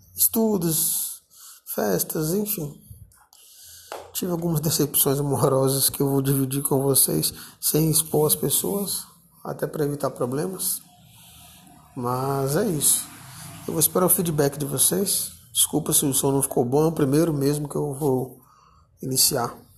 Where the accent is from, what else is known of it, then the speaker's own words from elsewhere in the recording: Brasília, Federal District, Brazil; Eu, na cidade onde eu nasci, né, Brasília